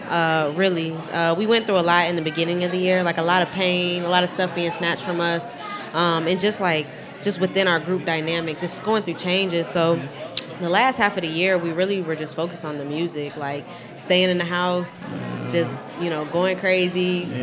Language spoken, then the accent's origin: English; Champaign, Illinois, United States; Well, I'm from Champaign.